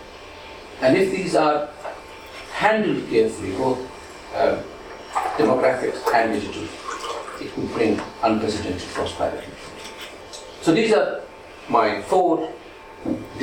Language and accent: English; India; when I was growing up in India